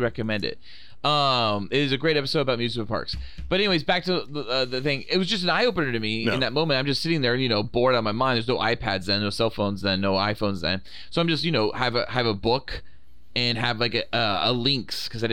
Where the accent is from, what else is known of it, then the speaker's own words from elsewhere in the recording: California, United States; as a Californian